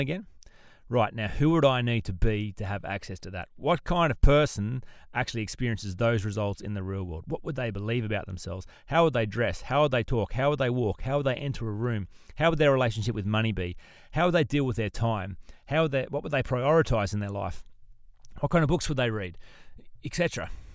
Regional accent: Australia; as an Australian

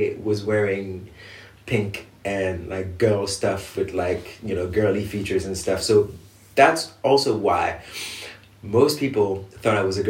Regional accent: Montreuil, Île-de-France, France; I was born in Montreuil, which is like the eastern suburbs of Paris, in 87

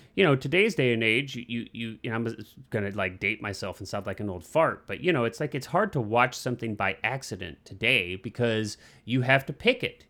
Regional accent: Midwest, United States; I grew up in the Midwest

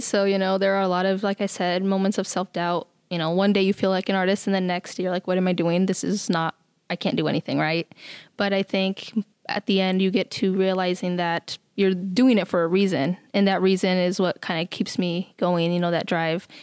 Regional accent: Nebraska, United States; moved away as an adult; also born or lived in Mexico / California; now in Sioux Falls, United States; I was born in Mexico, and then my family moved to California, and then from there to Nebraska. So I'm from Nebraska

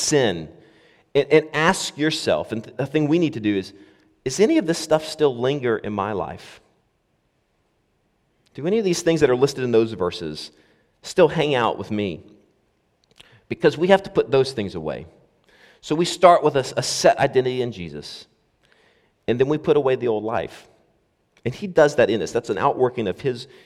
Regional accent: United States; now in Scotland, United Kingdom; as an American

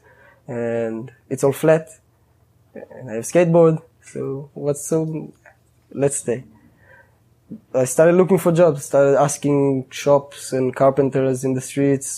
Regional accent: Israel; moved away as an adult; I grew up in living in Israel

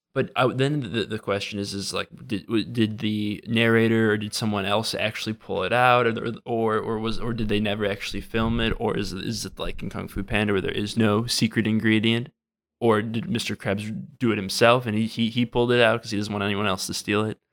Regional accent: Wisconsin, United States; moved away as an adult; also born or lived in Minnesota; now in Washington, D.C., United States; I'm from Wisconsin, went to school in Minnesota, and now I'm out in Washington, D C, working for the government

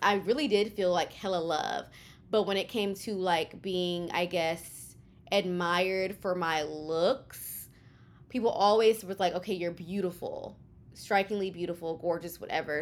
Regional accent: Houston, Texas, United States; moved away as an adult; now in New York City, United States; I am a Kenyan American from Houston, Texas, born and raised in Houston, living in New York City

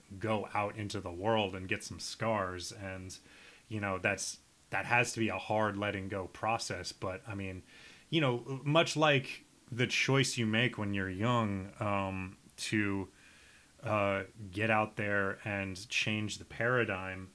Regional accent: Nebraska, United States; also born or lived in Minnesota; now in New York, United States; I'm from this small town where I'd say 90% of everybody has subsequently left

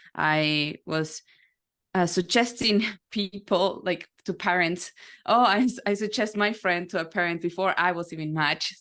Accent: Uruguay; now in United States; so I'm originally from South America, Uruguay. I was born as the first, second generation there

